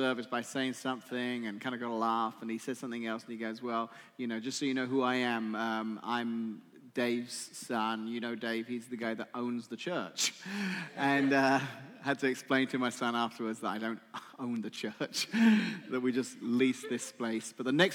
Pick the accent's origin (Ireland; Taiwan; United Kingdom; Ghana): United Kingdom; England; moved away; I'm English